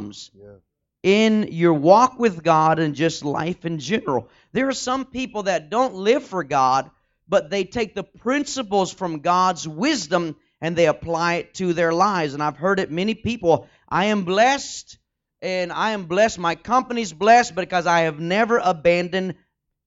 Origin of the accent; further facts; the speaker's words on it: Texas, United States; I'm from Texas